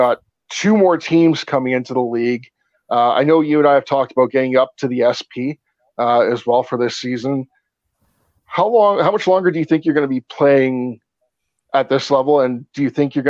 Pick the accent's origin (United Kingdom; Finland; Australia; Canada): Canada; I'm Canadian.